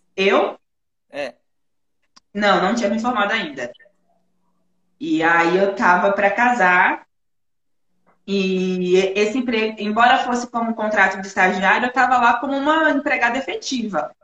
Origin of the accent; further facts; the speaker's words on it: Feira de Santana, Bahia, Brazil; moved away as an adult; also born or lived in Salvador; Eu sou natural da Bahia, Feira Santana, Bahia